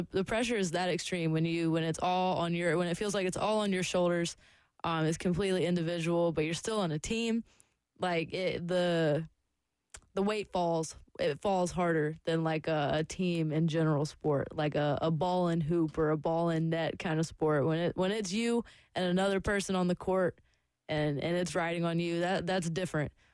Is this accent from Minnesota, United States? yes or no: no; Lexington, South Carolina, United States; I grew up in the South and here like competitive cheerleading is everything. like my high school, Lexington High School